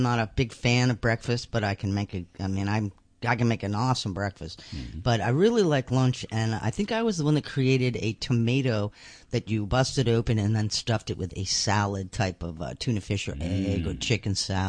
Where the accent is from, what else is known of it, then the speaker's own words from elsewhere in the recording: Houston, Texas, United States; I'm from Houston, so we got some hens over there.